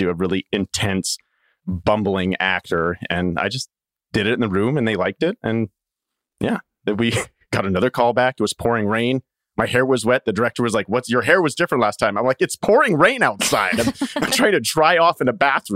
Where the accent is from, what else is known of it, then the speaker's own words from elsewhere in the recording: Saskatchewan, Canada; moved away; my hometown is 500 people, a little small farming community in Saskatchewan, Canada.